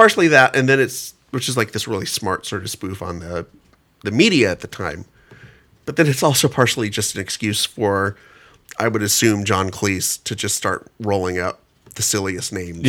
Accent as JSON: {"language": "English", "town": "Kingsburg", "region": "California", "country": "United States", "tie": "born or raised there", "said": "Yeah, this was really sort of my same way, growing up in Kingsburg, California."}